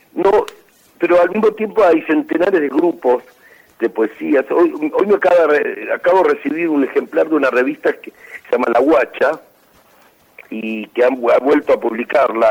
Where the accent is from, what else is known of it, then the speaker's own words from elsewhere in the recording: Chaco, Argentina; now in Buenos Aires, Argentina; yo nací en el Chaco